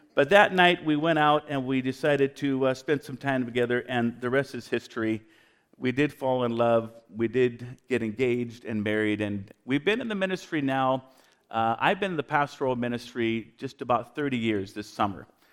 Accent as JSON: {"language": "English", "town": "Vancouver", "region": "British Columbia", "country": "Canada", "tie": "born or raised there", "moved": "yes", "said": "I'm a dual citizen, Canadian American. My wife is from Spokane. I was born in Vancouver"}